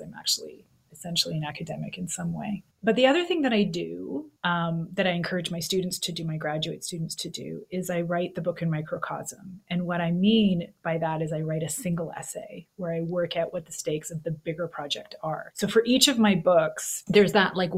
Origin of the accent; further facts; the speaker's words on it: Canada; moved away as an adult; also born or lived in Missouri, United States; now in Texas, United States; as a Canadian living in gun country